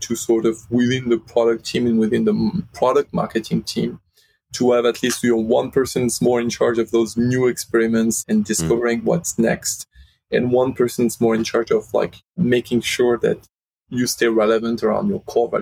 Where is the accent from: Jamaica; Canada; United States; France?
France; Lyon, Auvergne-Rhône-Alpes; moved away; based in France, in my hometown in Lyon